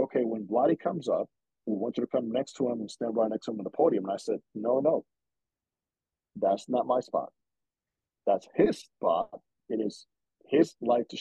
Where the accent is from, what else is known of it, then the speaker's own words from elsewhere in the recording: Dominican Republic; moved away; I grew up in the Dominican, okay? I lived the culture